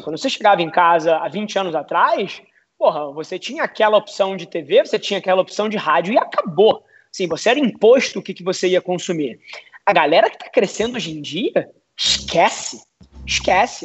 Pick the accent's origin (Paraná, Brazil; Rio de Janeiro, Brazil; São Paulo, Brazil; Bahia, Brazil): Rio de Janeiro, Brazil; eu sou carioca, 29 anos